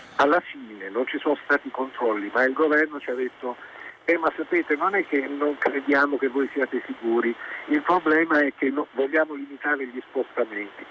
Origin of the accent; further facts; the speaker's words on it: Naples, Campania, Italy; now in Milan, Italy; Io sono di Napoli, ho fatto tutto il ginnasio, tutto al pomeriggio perché non c'erano le aule